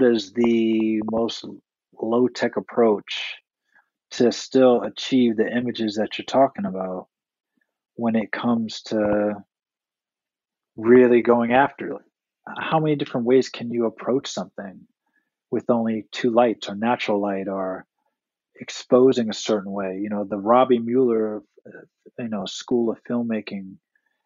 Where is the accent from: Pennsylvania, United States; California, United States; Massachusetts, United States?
Massachusetts, United States; Boston; moved away; I'm originally from Boston